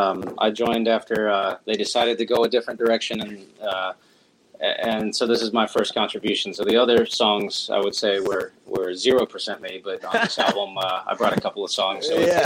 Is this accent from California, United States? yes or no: no; Florida, United States; now in Tennessee, United States; I'm from Florida, which is probably the only state hated more than Alabama.